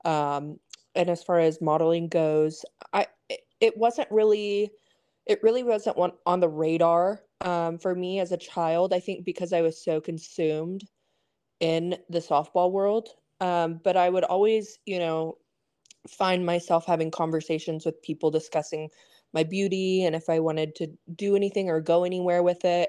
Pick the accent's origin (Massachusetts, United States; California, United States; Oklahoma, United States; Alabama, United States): Oklahoma, United States; Stillwater; now in Austin, United States; I grew up in Stillwater, Oklahoma